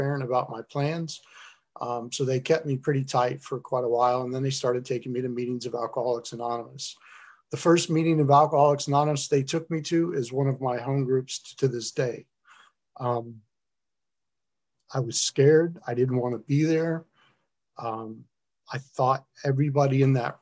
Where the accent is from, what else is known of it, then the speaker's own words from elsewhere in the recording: South Florida, United States; moved away; also born or lived in upstate New York / Detroit; I'm from South Florida originally